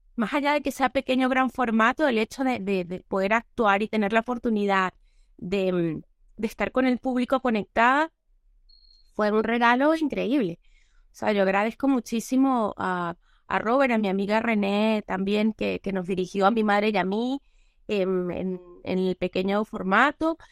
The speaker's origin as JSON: {"language": "Spanish", "country": "Venezuela", "moved": "as an adult", "lives_now": "Spain", "said": "han pasado casi nueve años que no he vuelto a mi tierra"}